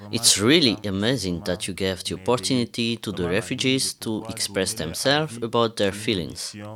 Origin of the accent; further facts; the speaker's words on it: Cameroon; English is a second language; now in Germany; Hello, uh, I'm …. I'm from Cameroon and I'm here in Germany since two